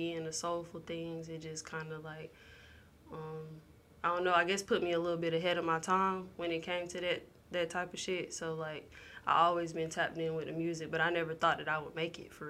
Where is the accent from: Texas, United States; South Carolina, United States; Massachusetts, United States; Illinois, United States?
South Carolina, United States; Piedmont; also born or lived in Greenville, South Carolina; I am from Greenville, South Carolina, more specifically Piedmont, South Carolina, Piedmont, the little country part.